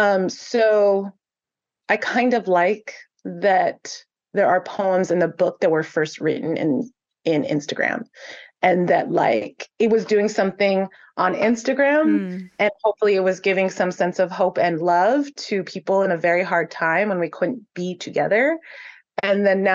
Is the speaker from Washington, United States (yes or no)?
no; San Gabriel, California, United States; I live in San Gabriel. It's my hometown